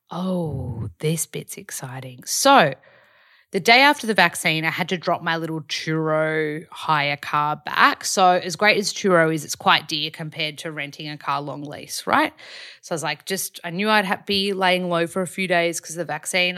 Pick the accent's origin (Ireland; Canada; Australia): Australia; moved away as an adult; also born or lived in Byron Bay, Australia; now in Los Angeles, United States; Hoyts or Village back home.